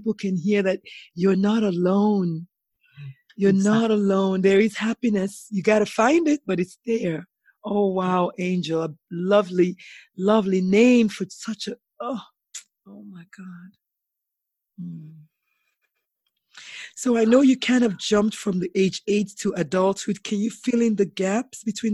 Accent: Nigeria; I grew up in Nigeria

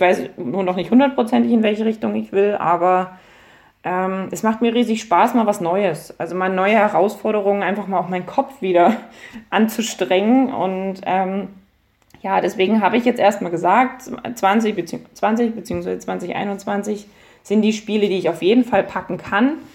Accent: Dresden, Saxony, Germany; ich bin wieder in die Gegend zurückgezogen, wo ich aufgewachsen bin

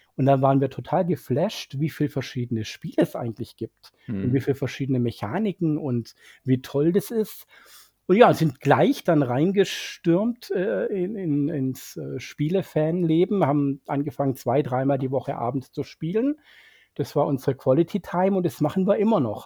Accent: Swabia, Germany; als Schwabe

